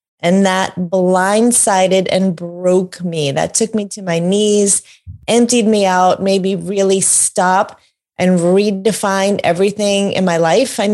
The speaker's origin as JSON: {"language": "English", "region": "New York", "country": "United States", "tie": "born or raised there", "said": "born and raised in New York"}